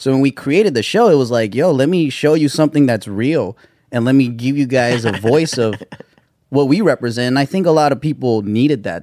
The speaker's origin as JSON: {"language": "English", "town": "Gardena", "region": "California", "country": "United States", "tie": "born or raised there", "said": "it's a little city called Gardena."}